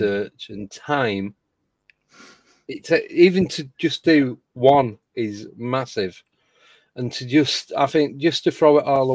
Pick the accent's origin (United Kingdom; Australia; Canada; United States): United Kingdom; Manchester, North West England; because obviously I'm from Manchester